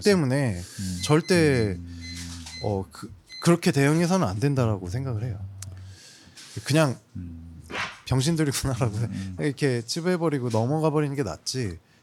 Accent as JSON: {"language": "Korean", "region": "Jeolla", "country": "South Korea", "said": "전라도 대표 …입니다"}